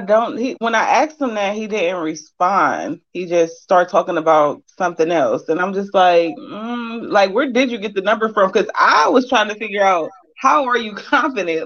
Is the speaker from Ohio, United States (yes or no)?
yes; Cleveland, Ohio, United States; I'm actually from Cleveland, Ohio